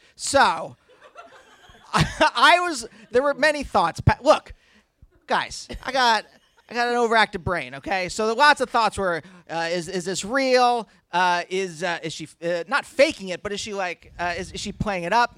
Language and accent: English; Reading, Pennsylvania, United States; the hospital in my hometown